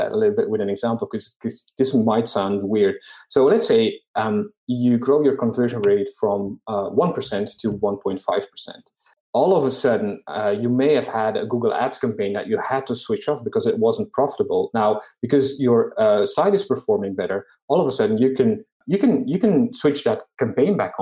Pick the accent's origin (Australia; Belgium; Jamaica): Belgium; moved away; I am from Belgium originally